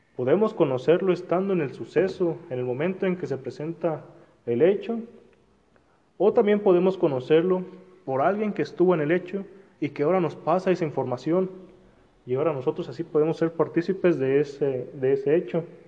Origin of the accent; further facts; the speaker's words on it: Mexico; como mexicanos